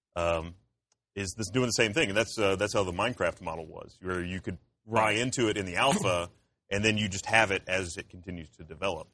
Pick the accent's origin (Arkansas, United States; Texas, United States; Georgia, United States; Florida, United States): Georgia, United States; Columbus; moved away; I'm from Columbus, Georgia originally.